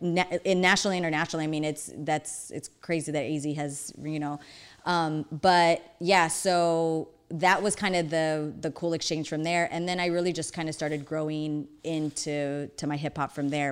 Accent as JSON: {"language": "English", "town": "Phoenix", "region": "Arizona", "country": "United States", "tie": "born or raised there", "said": "we moved from Maryvale up north"}